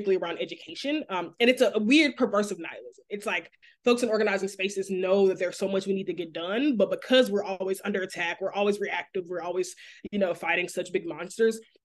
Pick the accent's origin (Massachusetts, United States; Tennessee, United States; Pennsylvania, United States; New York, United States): Tennessee, United States; Memphis; now in Dallas, United States; I was born and raised in Memphis